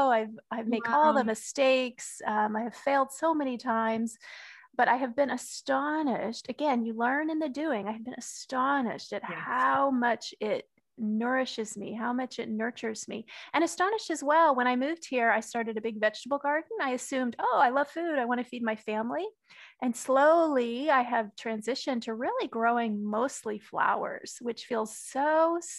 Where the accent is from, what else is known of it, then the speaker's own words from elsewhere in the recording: Texas, United States; I grew up in Texas, and my father was a gardener